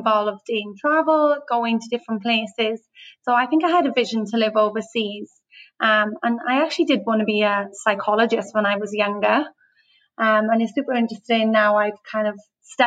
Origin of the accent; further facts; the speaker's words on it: Wales, United Kingdom; moved away as an adult; now in Australia; I'm from Wales. So grew up in the UK and moved to Australia 6 years ago